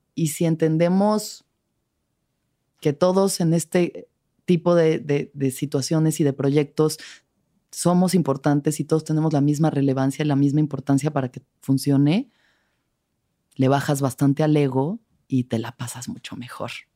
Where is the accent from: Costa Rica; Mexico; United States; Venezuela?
Mexico; no soy intensa, soy mexicana. Soy mexicana.